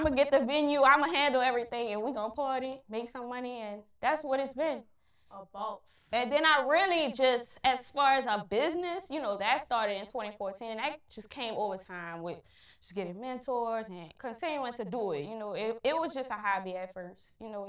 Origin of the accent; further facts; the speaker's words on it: New Orleans, Louisiana, United States; Where I'm from New Orleans East, born and raised.